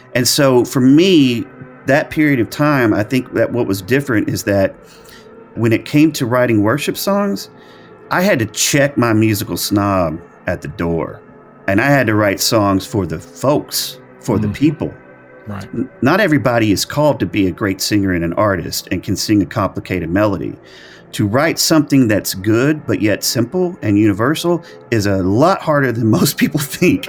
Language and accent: English; Arkansas, United States; also born or lived in El Dorado, Arkansas / Hot Springs, Arkansas; the little small churches that I grew up in Arkansas